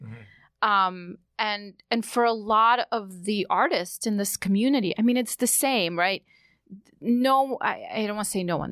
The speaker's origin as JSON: {"language": "English", "town": "New York City", "region": "New York", "country": "United States", "tie": "born or raised there", "also_born_or_lived": "Odessa, Ukraine", "said": "as a kid growing up in New York"}